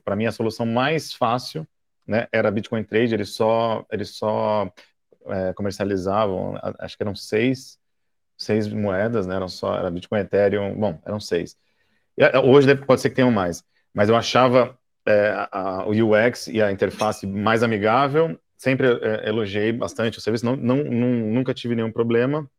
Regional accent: Brazil; eu sou do Brasil

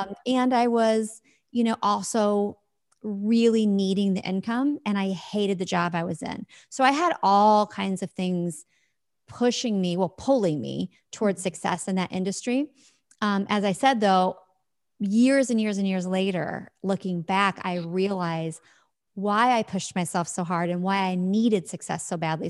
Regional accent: Midwest, United States; I live in the Midwest in the U S, and I have my whole life.

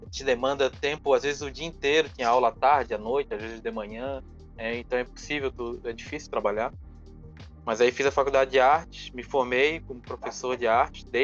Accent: Florianópolis, Santa Catarina, Brazil; Eu sou aqui de Florianópolis, né? nasci

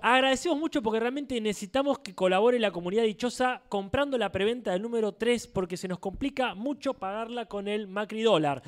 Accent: Argentina; yo soy de Argentina

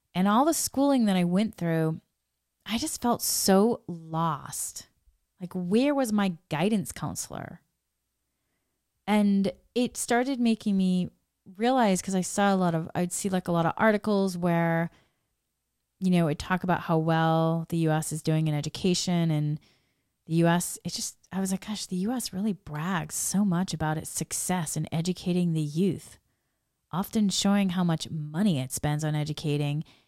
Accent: Massachusetts, United States; moved away as an adult; also born or lived in Boston; now in Los Angeles, United States; I grew up in Massachusetts and New England. I love Massachusetts and New England. I had been living in Boston before I moved.

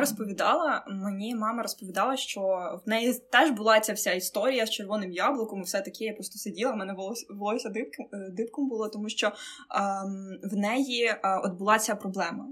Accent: Mykolaiv, Mykolaiv Oblast, Ukraine; Я вірменка за національністю. От і, хоча я там народилася, вижила в Миколаєві

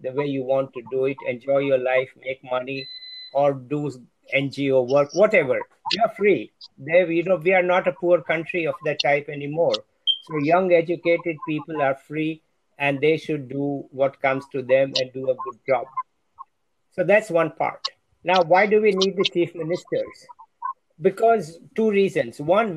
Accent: Jaipur, Rajasthan, India; also born or lived in Delhi; I came back to Jaipur, my hometown, to teach at Rajasthan University

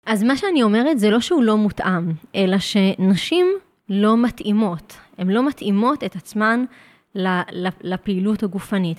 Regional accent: Jerusalem, Jerusalem District, Israel; גדלתי בתוך סטודיו להתאמנות מכשירים. להורים שלי יש סטודיו מאוד מאוד ותיק שנקרא פליק פלאק. Uh, כבר יותר מ-30 שנה בירושלים

